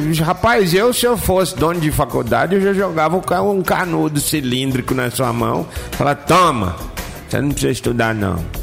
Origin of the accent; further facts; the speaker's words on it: Goiás, Brazil; porque eu sou de Goiás e lá em Goiás nós não tem costume de ficar comendo igual vocês comem rabo de jacaré aqui, né?